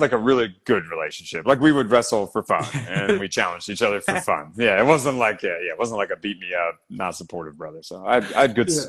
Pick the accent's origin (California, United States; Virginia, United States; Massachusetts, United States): Virginia, United States; Northern; now in San Diego, United States; they call it the DMV area. So D.C., Maryland, Virginia. So I grew up in Virginia, Northern Virginia